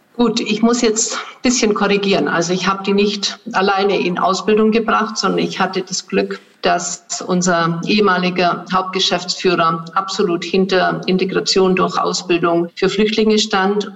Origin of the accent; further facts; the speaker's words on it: Swabia, Germany; hier bei uns in Schwaben